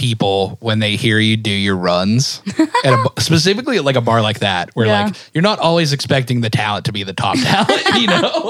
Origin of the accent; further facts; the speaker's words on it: Pittsburgh, Pennsylvania, United States; now in Nashville, United States; I'm from Pittsburgh